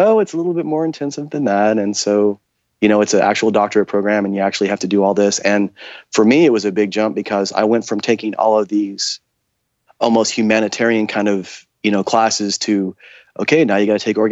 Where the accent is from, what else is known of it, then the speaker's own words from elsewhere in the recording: Tulsa, Oklahoma, United States; I was born in the Midwest, born in Tulsa, Oklahoma, raised in a small town